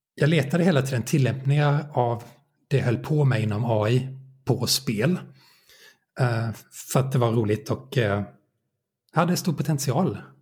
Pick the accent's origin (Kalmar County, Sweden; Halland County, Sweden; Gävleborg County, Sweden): Kalmar County, Sweden; Nybro; moved away as an adult; also born or lived in Linköping; now in Åtvidaberg, Sweden; Jag växte upp i Nybro i Småland